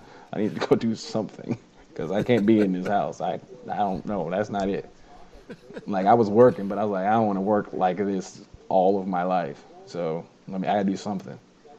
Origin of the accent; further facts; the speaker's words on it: Illinois, United States; born there; So I was born in Illinois. All my family's in Champaign, and I moved around so much in my life.